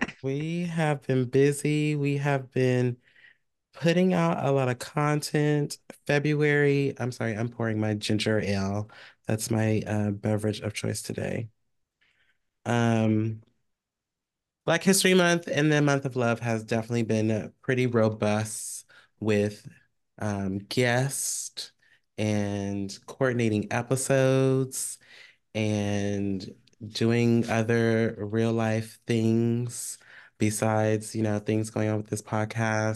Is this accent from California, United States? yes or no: yes; Bay Area, California, United States; I am from the Bay Area.